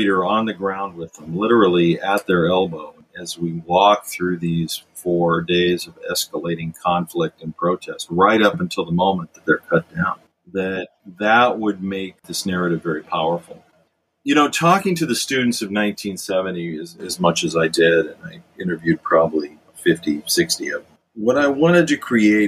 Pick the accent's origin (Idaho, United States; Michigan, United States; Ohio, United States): Ohio, United States; Richfield; I was born and raised in Richfield, Ohio